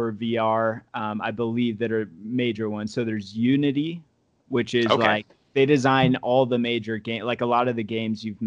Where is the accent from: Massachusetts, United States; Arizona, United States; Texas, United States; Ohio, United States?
Arizona, United States; moved away; I'm from Arizona originally